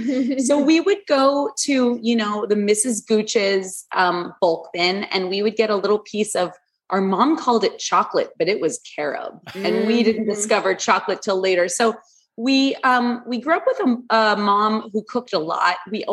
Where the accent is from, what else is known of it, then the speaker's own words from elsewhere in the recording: Los Angeles, California, United States; And we grew up in Sherman Oaks, California. We're Valley girls